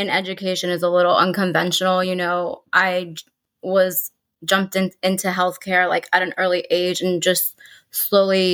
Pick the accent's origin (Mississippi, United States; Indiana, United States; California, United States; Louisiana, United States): California, United States; Los Angeles; also born or lived in Florida; I am here from